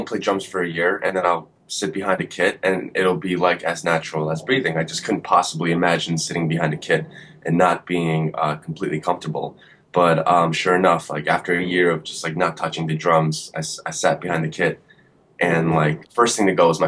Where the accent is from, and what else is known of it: Woodbridge, New Jersey, United States; born or raised there